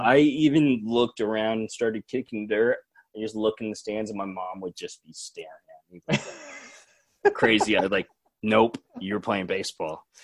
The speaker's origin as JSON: {"language": "English", "town": "Seattle", "region": "Washington", "country": "United States", "tie": "born or raised there", "said": "Seattle kids our age."}